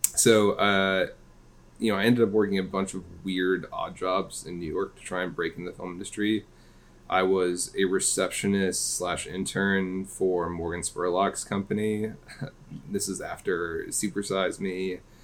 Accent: London, United Kingdom; moved away; I was born in London, England

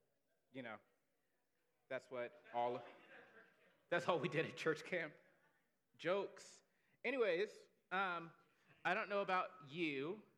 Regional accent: Huntsville, Alabama, United States; I grew up in Huntsville, Alabama, so Rocket City is what it was affectionately named.

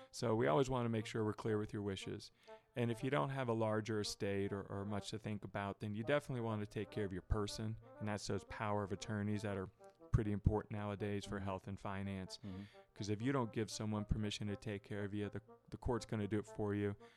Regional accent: Dallas, Texas, United States; moved away as an adult; now in Northern Kentucky, United States; Not a native Texan, but uh, I grew up there

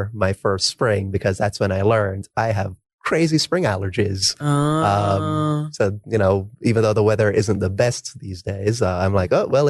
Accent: Jamaica; because I came from Jamaica and, you know, not to overhype my education system, but we learned everything, right?

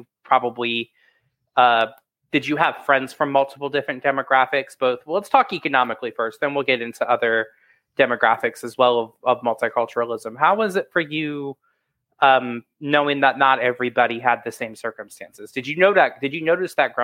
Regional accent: Chester, Virginia, United States; moved away; My hometown is coming to really flourishing right now.

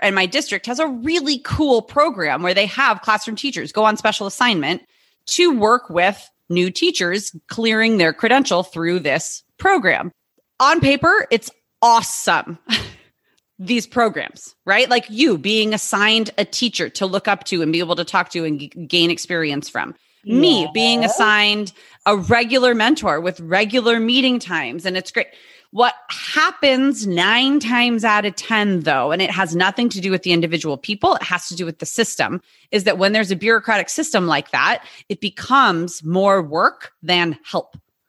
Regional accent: California, United States; I'm from California

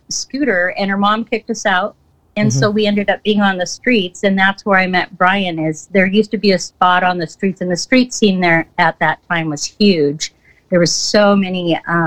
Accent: Montana, United States; moved away as an adult; now in Seattle, United States; I'm from Montana, a very small town in Montana

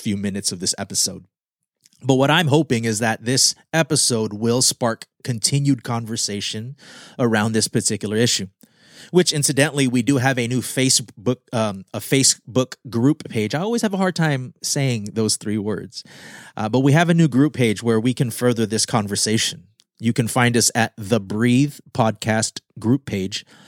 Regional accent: Guam; moved away; I am Filipino American, born on Guam.

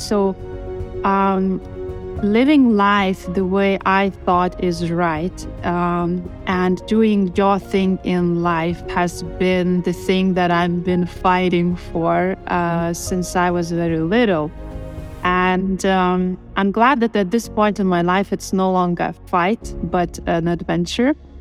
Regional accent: Lithuania; moved away; Lithuania is the home country where I was born

